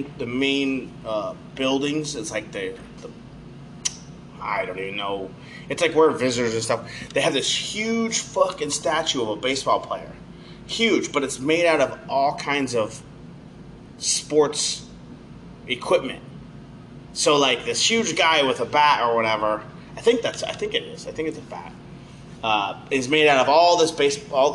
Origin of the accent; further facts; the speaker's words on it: Oregon, United States; we're from Oregon over here